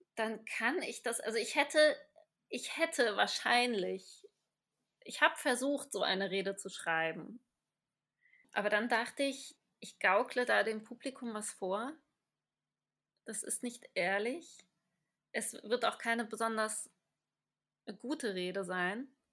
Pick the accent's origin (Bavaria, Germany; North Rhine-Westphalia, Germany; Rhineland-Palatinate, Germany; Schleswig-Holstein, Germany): North Rhine-Westphalia, Germany; Cologne; accent: Hochdeutsch; moved away as an adult; now in Graz, Austria; ich habe dann zwar schon oft Köln gesagt